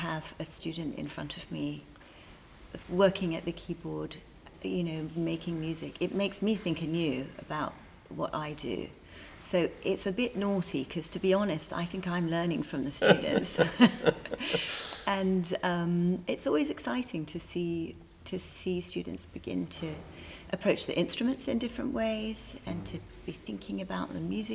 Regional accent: England, United Kingdom; now in United States; I come from England, actually. Grew up there.

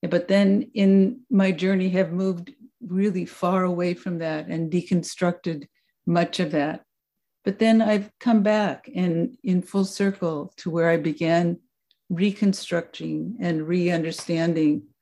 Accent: Mexico; also born or lived in Vancouver, Washington, United States; I was born in Vancouver, Washington, just across the river. And for the first years of my childhood, um, lived in that community. We moved far away from Vancouver, and I grew up the latter part of my childhood in Mexico.

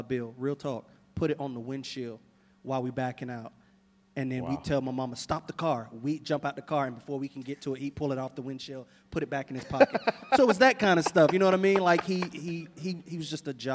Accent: Richmond Heights, United States; Richmond Heights is where I grew up.

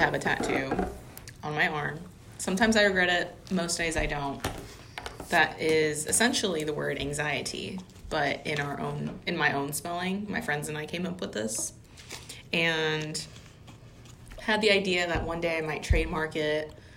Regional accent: Louisiana, United States; We're from Louisiana

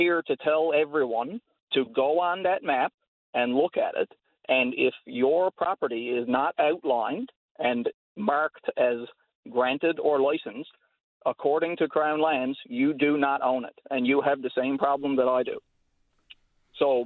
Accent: rural Newfoundland community, Newfoundland and Labrador, Canada; my family's land where I grew up, my parents' house

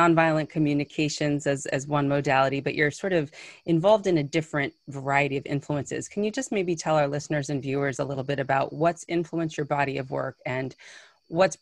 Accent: New York City, New York, United States; also born or lived in Massachusetts; I am from Brooklyn, New York, and that is Canarsie and Lenape territory and land

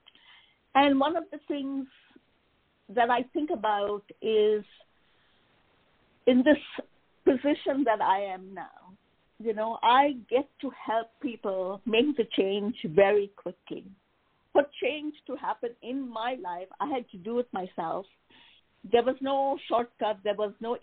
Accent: India; moved away; I was born and raised in India

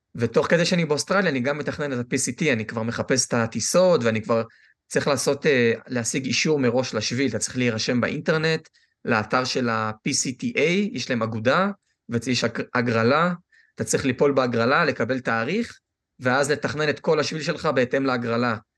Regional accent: Israel; moved away; אני ישראלי 100%

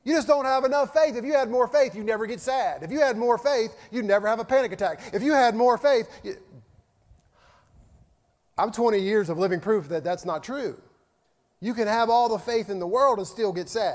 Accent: Virginia, United States; moved away; when I lived in Virginia, my home state

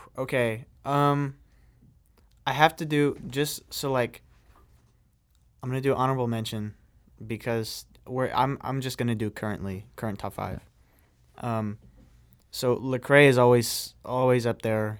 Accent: Greenville, Illinois, United States; moved away; my hometown, uh, which is really a small hometown, uh, in Illinois, uh, shout out to Greenville

